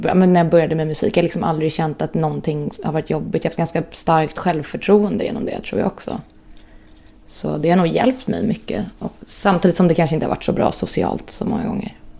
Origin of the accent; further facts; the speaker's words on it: Stockholm, Stockholm County, Sweden; also born or lived in Östermalm, Stockholm; jag är uppväxt i Skarpnäck och flyttade därifrån, hade det jättebra där. Men flyttade därifrån när jag var, jag kommer inte riktigt ihåg, det var väl när jag var 9-10. In till stan